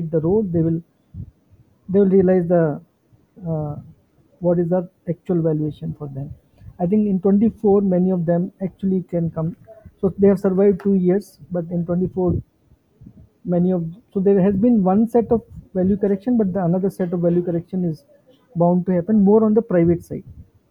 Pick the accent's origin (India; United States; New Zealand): India; Jaipur, Rajasthan; moved away; My hometown, which is Jaipur